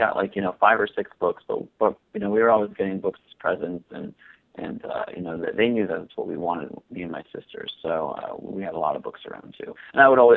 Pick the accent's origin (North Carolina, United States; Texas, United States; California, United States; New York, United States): New York, United States; Buffalo; grew up in Buffalo, New York